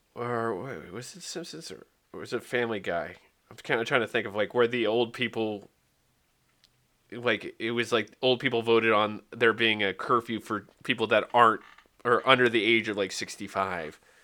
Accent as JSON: {"language": "English", "region": "Wales", "country": "United Kingdom", "said": "I'm Welsh, not English"}